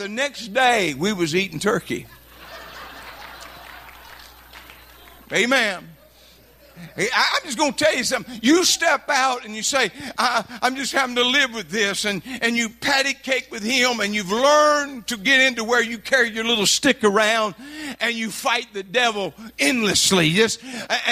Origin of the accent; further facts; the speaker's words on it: Louisiana, United States; I'm from Louisiana.